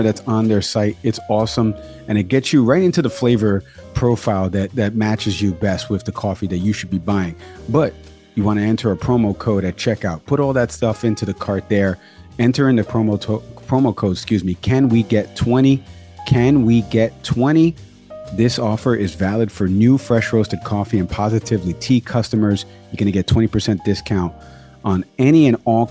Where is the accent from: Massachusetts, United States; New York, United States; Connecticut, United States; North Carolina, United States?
New York, United States; New York City; growing up in the Bronx, New York